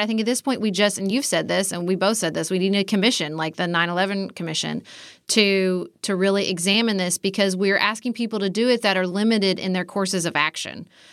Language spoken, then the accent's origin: English; United States; my fellow Americans